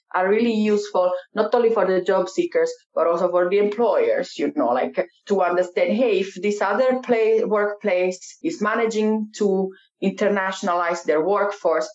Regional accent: Italy; moved away as an adult; now in Finland; I come from Italy. I moved to Finland about seven years ago.

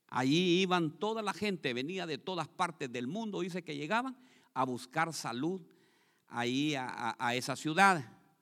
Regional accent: Honduras; now in Columbus, United States

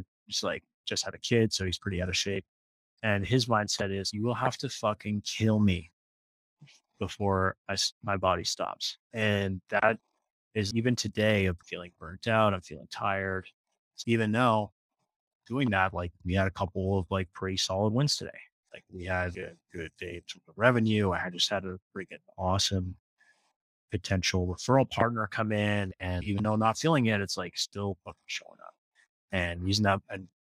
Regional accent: Ottawa, Ontario, Canada; In Ottawa, Canada.

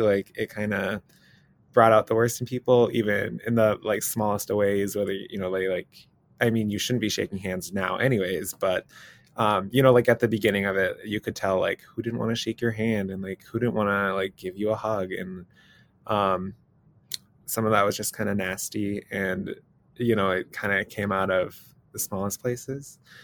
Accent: Minnesota, United States; I personally was born and raised in Minnesota

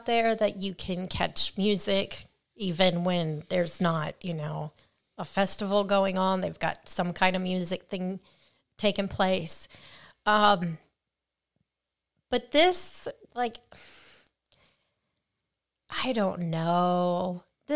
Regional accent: United States; we are a melting pot of cultures, and therefore we have different melting pots of cuisines in our country

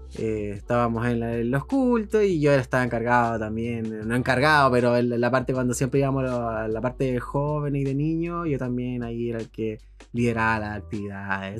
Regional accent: San Bernardo, Santiago Metropolitan Region, Chile; also born or lived in La Florida, Santiago; yo soy de allá, oriundo de San Bernardo, nacido y criado de San Bernardo

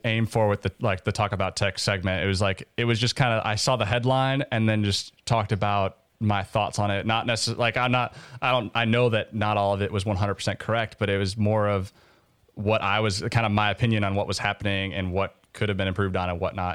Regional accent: Minnesota, United States; moved away as an adult; now in Oxford, United States; I grew up in Minnesota

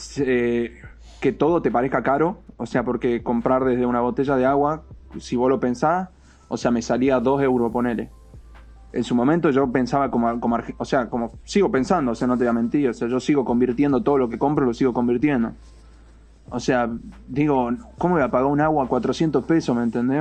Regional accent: Argentina; moved away as an adult; yo me fui de Argentina el 18 de febrero de este año

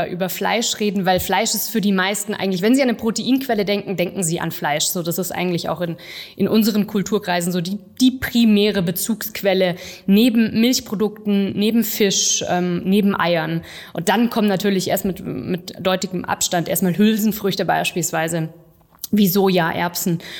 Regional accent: Singen, Baden-Württemberg, Germany; Also ich komme nicht aus dem Spätzle Valley, ich komme äh, vom Bodensee, von, von Singen und ich bin mittlerweile 28 Jahre alt

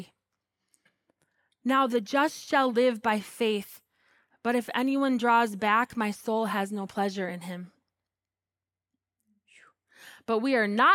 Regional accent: United States; I'm American

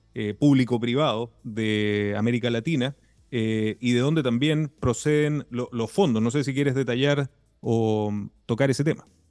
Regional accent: Iquique, Tarapacá, Chile; siendo iquiqueño, siendo tarapaqueño

